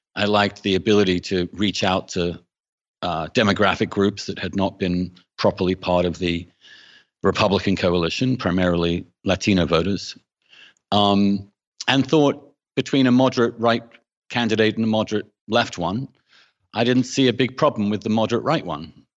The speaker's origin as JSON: {"language": "English", "region": "England", "country": "United Kingdom", "tie": "born or raised there", "moved": "yes", "said": "I grew up in England um, in the 70s and 80s"}